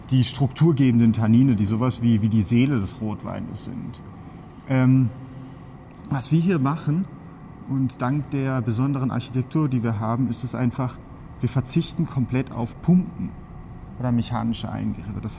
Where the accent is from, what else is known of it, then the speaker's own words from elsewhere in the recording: Germany; now in Spain; Bin aus Deutschland, und jetzt seit fünf Jahren hier im Rioja tätig.